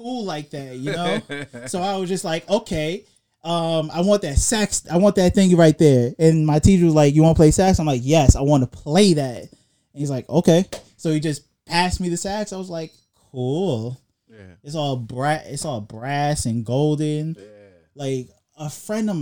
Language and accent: English; New York City, New York, United States; now in Atlanta, United States; growing up in Brooklyn, being in the band